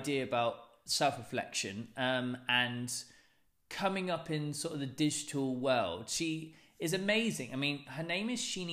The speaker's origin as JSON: {"language": "English", "town": "Plymouth", "region": "South West England", "country": "United Kingdom", "tie": "born or raised there", "said": "my hometown in Plymouth"}